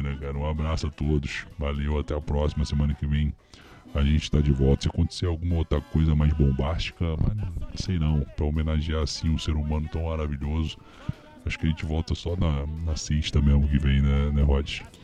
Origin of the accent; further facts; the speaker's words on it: Rio de Janeiro, Brazil; eu que sou carioca